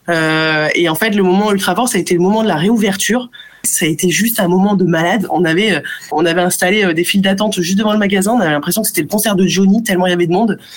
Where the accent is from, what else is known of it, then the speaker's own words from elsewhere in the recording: Bray-Dunes, Hauts-de-France, France; also born or lived in Africa / Germany / Australia; now in Paris, France; je suis née, j'ai grandi en Afrique et je suis arrivée du coup en France à l'âge de euh, de 6 ans. Le choix de mes parents ça a été euh, d'aller dans la ville la plus au nord de France finalement dans une ville prénommée Brédune